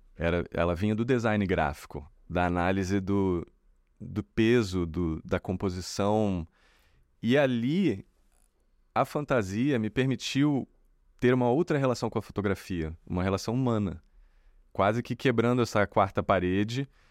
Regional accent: Brazil

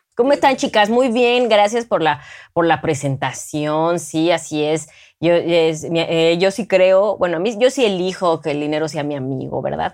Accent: Mexico; represento a México siendo una gran ciudadana

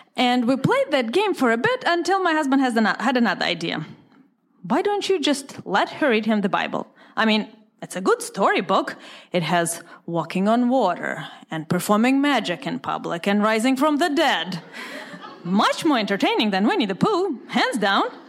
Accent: Moscow, Russia; English is a second language; moved away as an adult; Growing up in the Soviet Union

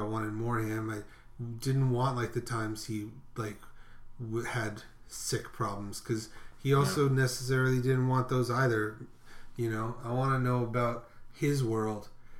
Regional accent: New York, United States; people are like, where's your New York accent? And I'm like, which New York?

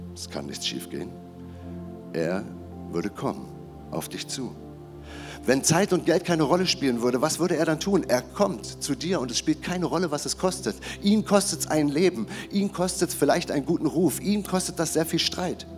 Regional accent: Germany; bin ich als Deutscher auf die Welt gekommen

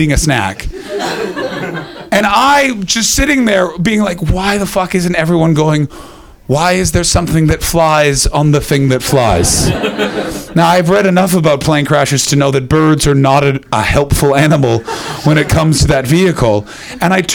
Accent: Canada; moved away; I'm from Canada

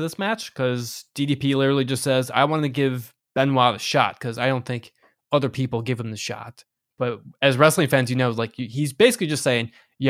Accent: United States; I'm only stupid American.

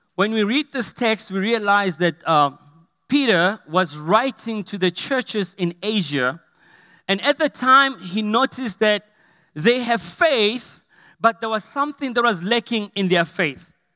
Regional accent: Potchefstroom, North West, South Africa; when I grew up in Potchefstroom, Ikageng, we had a two-roomed house

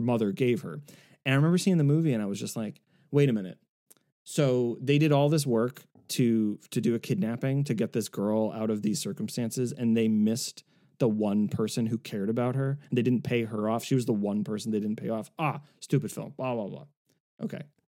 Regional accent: South Shore of Massachusetts, United States; growing up in the South Shore of Massachusetts

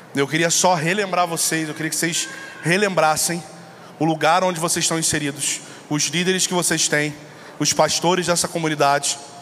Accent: São Gonçalo, Rio de Janeiro, Brazil; eu sou lá do Rio de Janeiro, uma cidade chamada São Gonçalo

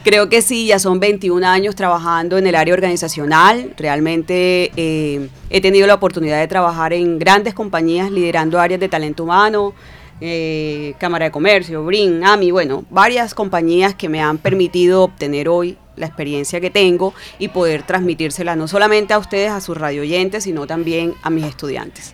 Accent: Cartagena, Bolívar, Colombia; moved away as an adult; now in Barranquilla, Colombia; psicóloga eh, cartagenera, realmente, ya tengo 17 años viviendo en Barranquilla, pero soy de Cartagena

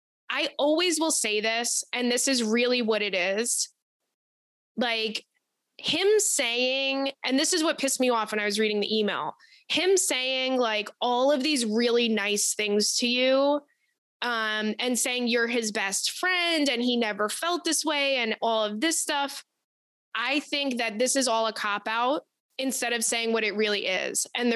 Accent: Detroit, Michigan, United States; I'm from the Detroit area.

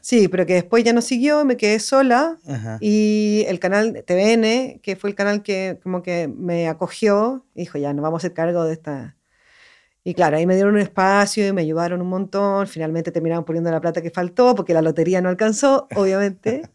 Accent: Santiago, Santiago Metropolitan Region, Chile; moved away; Yo soy de Santiago

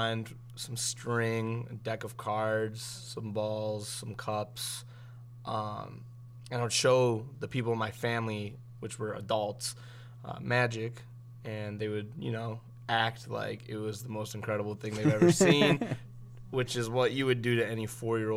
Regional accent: Columbia Station, Ohio, United States; also born or lived in Brooklyn, Ohio; I was born in Brooklyn, Ohio, and then I moved to Columbia Station, Ohio when I was 4 years old. So that's where I went to school, like my whole life is Columbia schools.

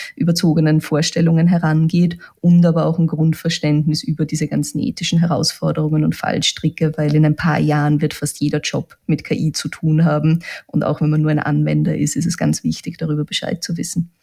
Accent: Austria; bei uns in Österreich

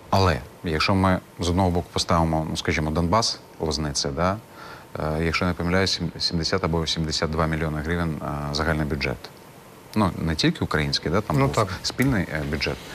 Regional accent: Crimea, Ukraine; Відповім як кримський татарин.

